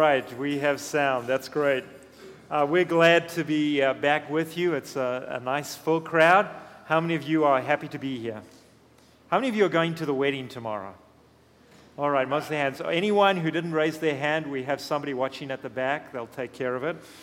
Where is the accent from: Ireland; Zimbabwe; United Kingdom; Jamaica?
Zimbabwe; moved away; I grew up in Zimbabwe, we had two servants